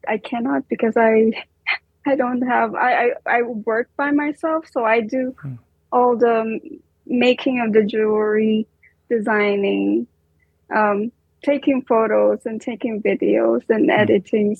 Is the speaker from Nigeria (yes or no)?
no; Lipa, Calabarzon, Philippines; moved away as an adult; also born or lived in Israel; now in New York City, United States; I was born in Lipa City, Batangas.